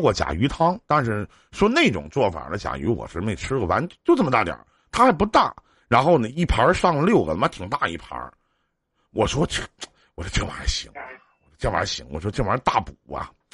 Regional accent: Northeast China, China; 我们东北这边儿叫夜市儿

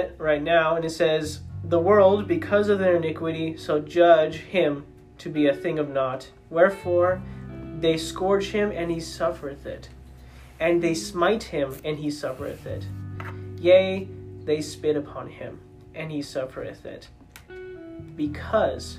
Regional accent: Michigan, United States; moved away; also born or lived in Nebraska; I'm from Michigan, but I also lived in Nebraska for a long time

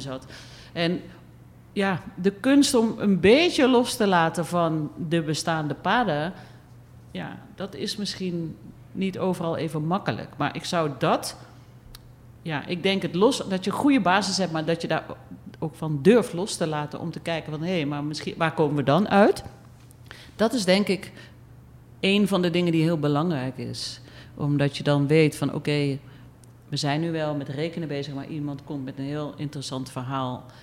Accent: Eindhoven, North Brabant, Netherlands; moved away as an adult; also born or lived in Utrecht / Amsterdam; now in Suriname; ik kom uit Brabant, Eindhoven. Ik ben geboren in een gezin

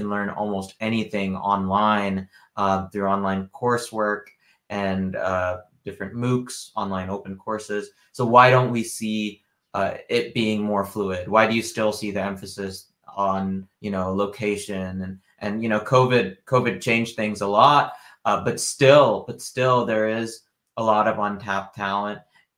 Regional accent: the Bay Area, California, United States; now in Wisconsin, United States; I grew up in the Bay Area. I was born in Wisconsin. I live in Wisconsin now. But I've traveled a lot. So I've traveled 45 countries

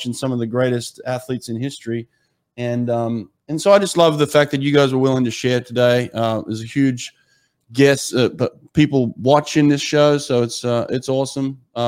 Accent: Australia; now in Delaware, United States; as an Australian swimmer, former Australian swimmer

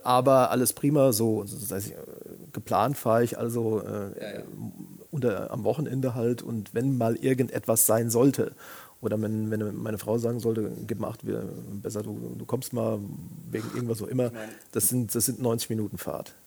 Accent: Siegen, North Rhine-Westphalia, Germany; now in Koblenz, Germany; ich bin in meiner Geburtsstadt Siegen schon äh, mit dem Thema Journalismus in Berührung gekommen, als, als Praktikant

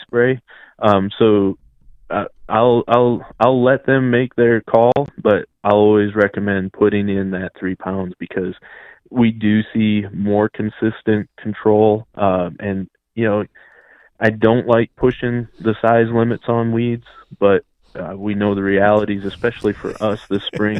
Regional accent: Midwest, United States; moved away as an adult; now in North Carolina, United States; I grew up in the Midwest, and coming down here

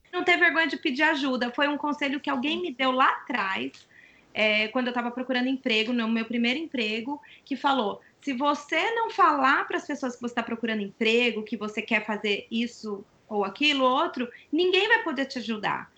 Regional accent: Brazil; moved away as an adult; now in United States; lá vai a brasileira

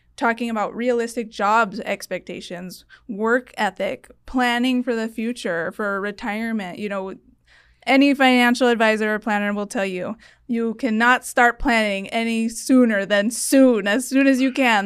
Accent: Tucson, Arizona, United States; also born or lived in Washington, D.C.

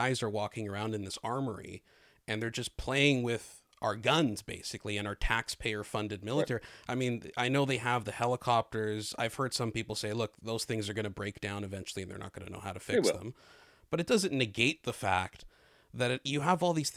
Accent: Canada; I'm Canadian

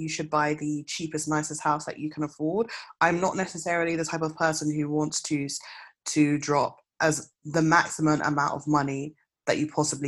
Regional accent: Kenley, London, United Kingdom; I grew up in Kenley, which is where we lived before my parents left the UK. So which is in South Croydon

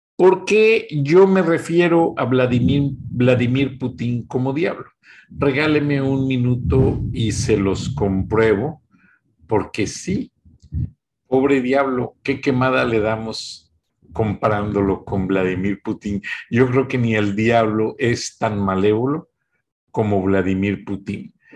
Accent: Mexico; nosotros como mexicanos

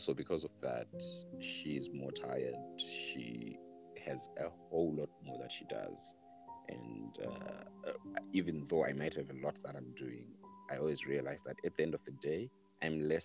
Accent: South Africa; moved away; my background also goes back to being South African. And when I look at South Africa, even every time that I go there, you know, go home

